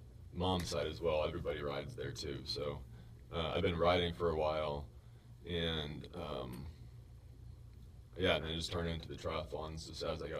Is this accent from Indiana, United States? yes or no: yes; Upland, Indiana, United States; also born or lived in Oregon / Michigan / Muncie, Indiana; So, grew up in Upland. Well. Born in Oregon